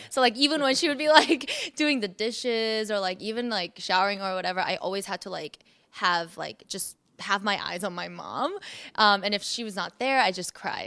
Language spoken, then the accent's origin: English; South Korea; now in United States; I was born in Korea, so I was raised in, born and raised in, you know, Asia.